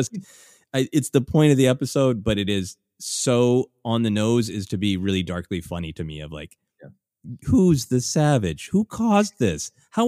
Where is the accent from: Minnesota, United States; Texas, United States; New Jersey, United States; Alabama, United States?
Minnesota, United States; a literal nightmare that I have had growing up in Minnesota of what is under the snow.